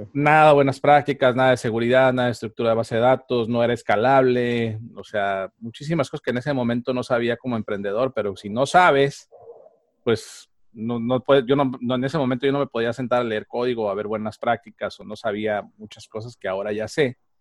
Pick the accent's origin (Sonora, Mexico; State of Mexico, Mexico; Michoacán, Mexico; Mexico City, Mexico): Michoacán, Mexico; moved away; yo soy de Michoacán, entonces eh, de Michoacán, eh, mis papás en Michoacán tenían agencias de viajes